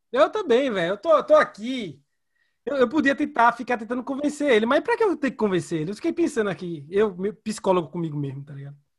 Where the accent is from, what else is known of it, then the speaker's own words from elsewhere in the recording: Recife, Pernambuco, Brazil; eu de Recife